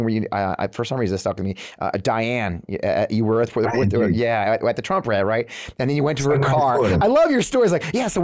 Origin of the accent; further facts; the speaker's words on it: New England, United States; moved away; also born or lived in Missouri; I grew up in the New England, though. My dad's from Boston.